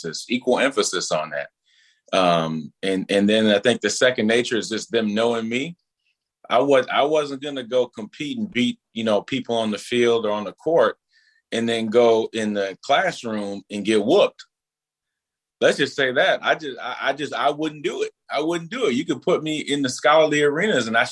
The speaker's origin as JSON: {"language": "English", "town": "Minneapolis", "region": "Minnesota", "country": "United States", "tie": "born or raised there", "said": "I grew up over in North Minneapolis in the beginning."}